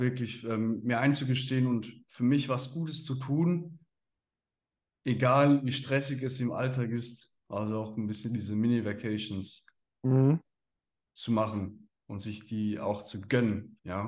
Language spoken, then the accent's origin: German; Switzerland; als Schweizer in der Schweiz